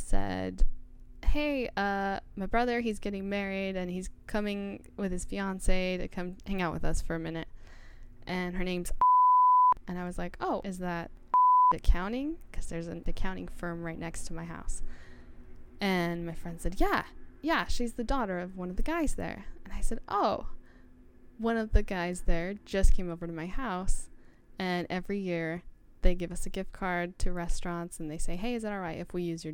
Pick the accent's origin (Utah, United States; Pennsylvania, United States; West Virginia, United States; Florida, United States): Utah, United States; Ogden; I'm from Ogden